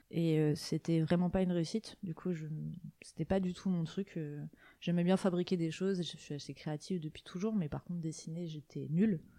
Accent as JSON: {"language": "French", "area": "Côtes-d'Armor", "region": "Brittany", "country": "France", "tie": "born or raised there", "also_born_or_lived": "Rennes", "said": "je suis née en Bretagne, euh, dans les Côtes d'Armor, et j'ai vécu toute ma vie en Bretagne qui est un endroit que j'aime beaucoup et que je n'ai pas l'intention de, quitter."}